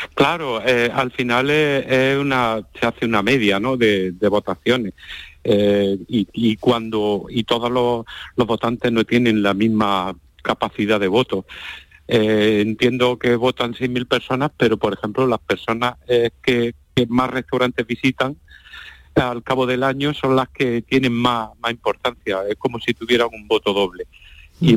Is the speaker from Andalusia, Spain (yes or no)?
yes; Jaén, Andalusia, Spain